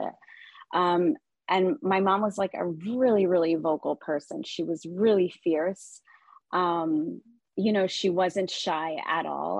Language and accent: English; Dallas, Texas, United States; moved away; also born or lived in Yemen / New York / Chicago; I grew up in Dallas, Texas. I was born in Yemen. We came here when I was about 2 years old